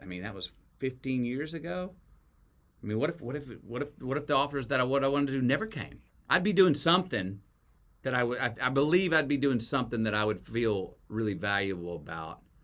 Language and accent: English; Texas, United States; as a Texan